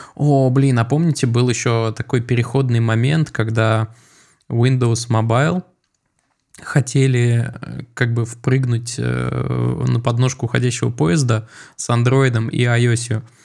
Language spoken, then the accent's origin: Russian; Moscow, Russia; я вырос э, в Чертаново, в доме, за которым сразу был такой холм.